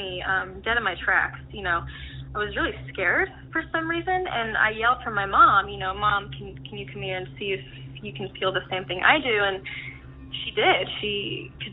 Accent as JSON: {"language": "English", "town": "Dayton", "region": "Ohio", "country": "United States", "tie": "born or raised there", "said": "I'm from Dayton, Ohio"}